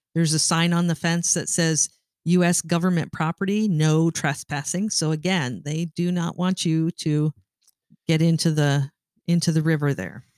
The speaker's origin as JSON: {"language": "English", "town": "Sault Ste. Marie", "region": "Ontario", "country": "Canada", "tie": "born or raised there", "said": "I grew up in Sault Ste. Marie, Ontario"}